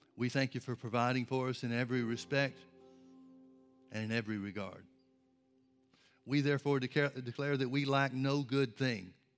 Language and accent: English; Birmingham, Alabama, United States; I grew up in Birmingham, Alabama, outside Birmingham, Alabama, and there were trees and forests and everything all around us